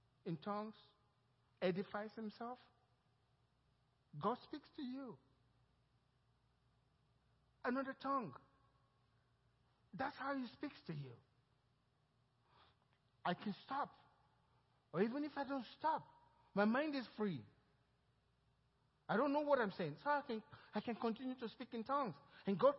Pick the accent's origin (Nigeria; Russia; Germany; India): Nigeria; now in Cypress, United States; The way I was raised in Nigeria speaking broken English.